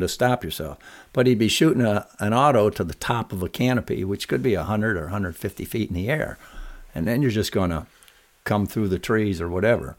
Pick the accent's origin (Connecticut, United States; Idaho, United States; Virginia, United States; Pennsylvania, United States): Pennsylvania, United States; Scranton; As a, as a kid growing up in Pennsylvania, Yeah. Scranton, P